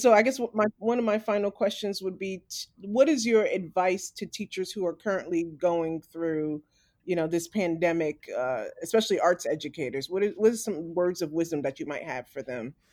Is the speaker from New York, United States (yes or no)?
yes; New York City, New York, United States; now in Maryland, United States; I grew up in New York, too. I grew up in Staten Island.